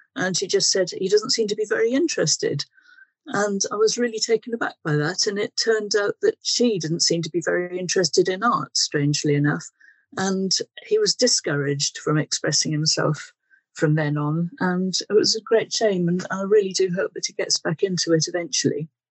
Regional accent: Wales, United Kingdom; now in Guildford, United Kingdom; I was brought up in Wales and I currently live in landlocked Guildford and Surrey

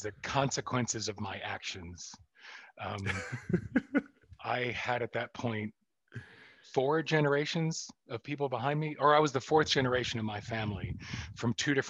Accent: Atlanta, Georgia, United States; also born or lived in Philadelphia; it was 20 miles from where the Ku Klux Klan was reconstituted in 1898. So I grew up in a city where, as cosmopolitan and modern as it fancied itself, people would find out I was Jewish

